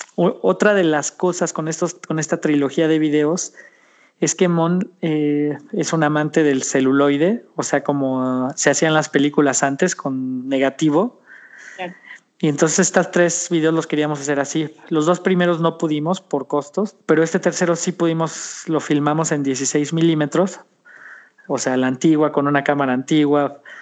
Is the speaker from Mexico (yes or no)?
yes; Mexico; como decimos en México